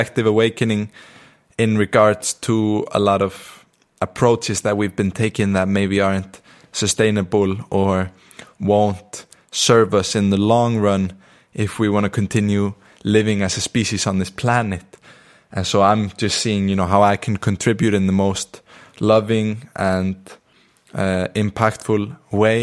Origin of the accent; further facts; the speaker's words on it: Iceland; accent: Icelandic; moved away; I'm in Iceland. I'm in my hometown. I'm with my family at the moment